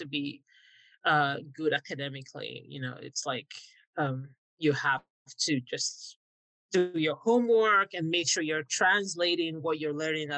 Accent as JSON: {"language": "English", "town": "Warri", "region": "Delta", "country": "Nigeria", "tie": "born or raised there", "said": "I grew up in Warri in southern Nigeria."}